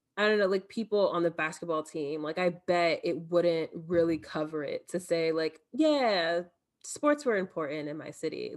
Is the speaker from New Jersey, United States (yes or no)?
yes; Elizabeth, New Jersey, United States; moved away as an adult; also born or lived in Michigan; now in New York City, United States; growing up in Elizabeth